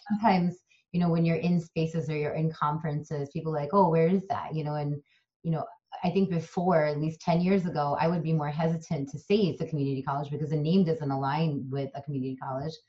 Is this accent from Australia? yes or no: no; Kerala, India; first language Malayalam; English is a second language; also born or lived in San Francisco, United States; now in United States; in my native language of malayalam and i originate from kerala india so we're called malayalis